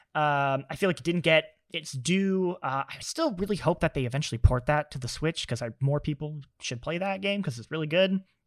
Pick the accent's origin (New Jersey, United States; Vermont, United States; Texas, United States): Vermont, United States; I'm from Vermont, uh, the home of Burton